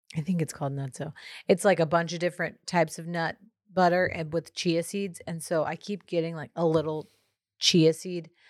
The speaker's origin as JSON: {"language": "English", "region": "Texas", "country": "United States", "said": "as a Texan"}